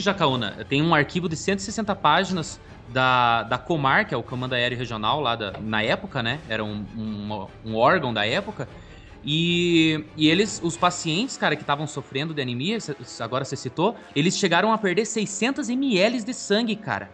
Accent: Curitiba, Paraná, Brazil; nós somos aqui de Curitiba

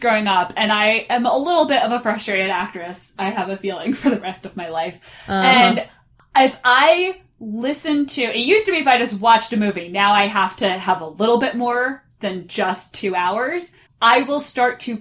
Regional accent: Norwalk, Connecticut, United States; moved away as an adult; now in Boston, United States; So I'm originally from Norwalk, Connecticut, which is a suburb of New York City

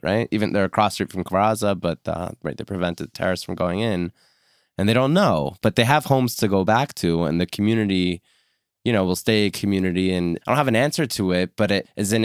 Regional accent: United States; I bleed red, white, and blue American

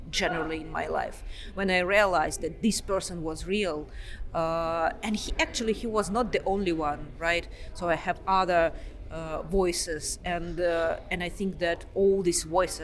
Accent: Moscow, Russia; moved away as an adult; also born or lived in Oxford, United Kingdom; now in Pittsburgh, United States; I'm originally from Moscow.

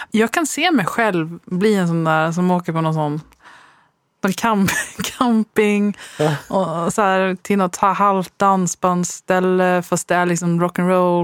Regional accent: Västgötaslätten, Västra Götaland, Sweden; jag växte upp på Västgötaslätten

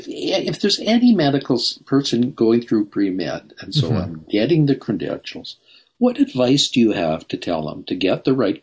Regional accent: Calgary, Alberta, Canada; moved away as an adult; also born or lived in Edmonton; the University of Calgary, which was originally my hometown.

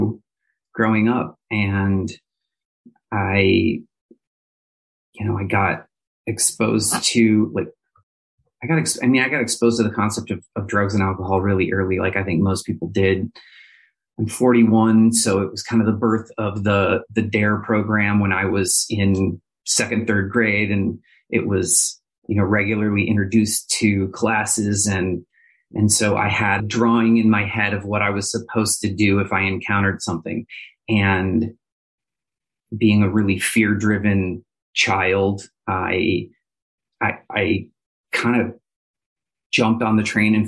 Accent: Minneapolis, Minnesota, United States; now in Indianapolis, United States; I am from Minneapolis, Minnesota

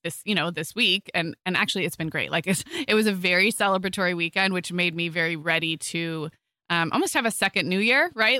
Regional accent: Santa Barbara, California, United States; moved away; my hometown in Santa Barbara

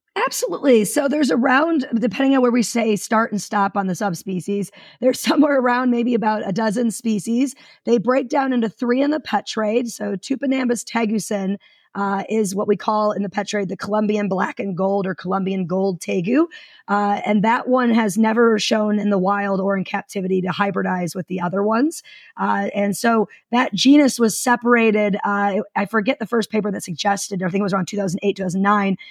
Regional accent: suburbs of Detroit, Michigan, United States; moved away; I'm originally from Michigan. Uh, like most people from the suburbs of Detroit, where like 75% of the state uh, resides. And I grew up in wetlands

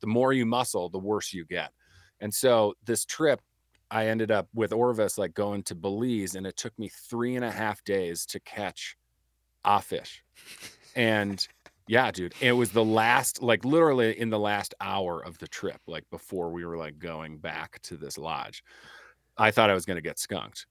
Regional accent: Midwest, United States; growing up in the Midwest, right, like, as a pool rat in the summer

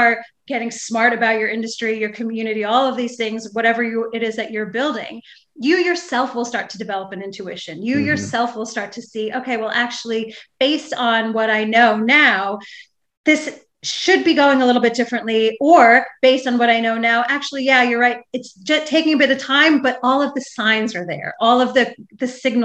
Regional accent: New York City, New York, United States; I come from Staten Island, which is the less known sort of bastard child borough of New York City

